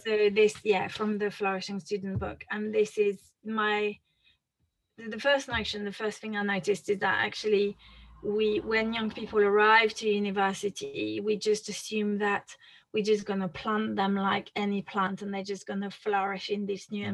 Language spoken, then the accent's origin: English; France; accent: French; English is a second language; moved away as an adult; now in United Kingdom; my accent is interesting because I'm French. Uh, mm-hmm. I grew up in France uh, and, and moved to the UK when I was 23.